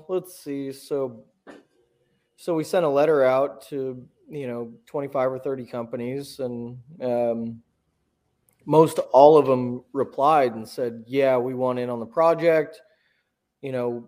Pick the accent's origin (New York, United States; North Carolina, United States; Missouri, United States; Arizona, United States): Missouri, United States; Warsaw; I grew up in Warsaw, Missouri, just kind of south of Kansas City, a couple hours